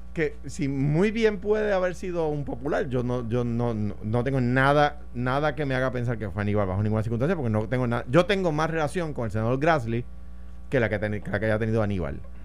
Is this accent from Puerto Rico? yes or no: yes; Puerto Rico; soy puertorriqueño